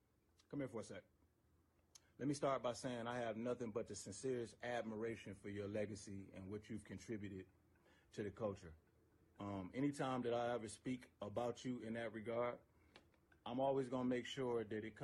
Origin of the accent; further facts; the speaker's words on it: Detroit, Michigan, United States; Maybe it's just because I come from Detroit.